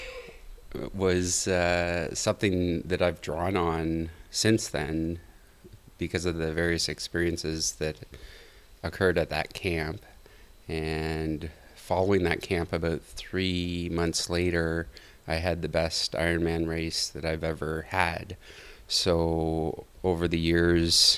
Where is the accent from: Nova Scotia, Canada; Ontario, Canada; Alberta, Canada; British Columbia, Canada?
British Columbia, Canada; Rossland; I'm from Roslyn, British Columbia, which is a ski town in Canada